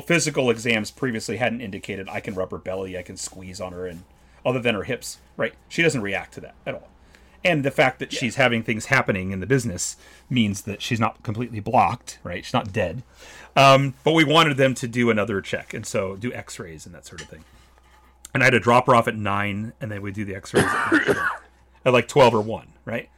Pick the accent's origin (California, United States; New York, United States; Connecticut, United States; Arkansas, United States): California, United States; as a Californian